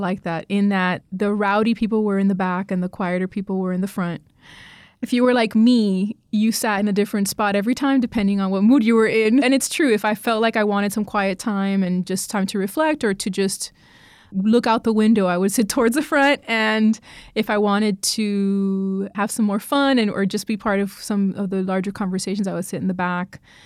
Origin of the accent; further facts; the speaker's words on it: Miami, Florida, United States; moved away as an adult; also born or lived in New Orleans / Boston; now in North Carolina, United States; I'm not from North Carolina, I'm from Miami, Florida, so the state itself is new to me.